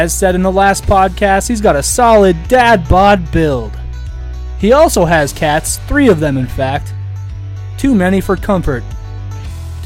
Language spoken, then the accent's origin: English; United States; I'm American